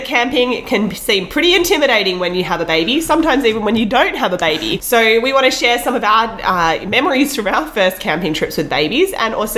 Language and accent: English; Australia; now in British Columbia, Canada; as a kid myself, I grew up in Australia camping a lot